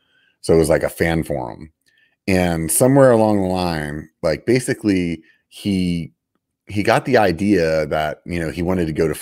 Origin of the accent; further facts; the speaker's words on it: Pennsylvania, United States; Like I'm from Pennsylvania, man.